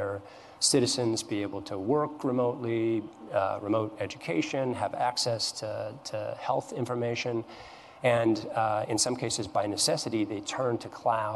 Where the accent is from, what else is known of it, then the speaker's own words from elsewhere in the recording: Missoula, Montana, United States; my hometown of Missoula, Montana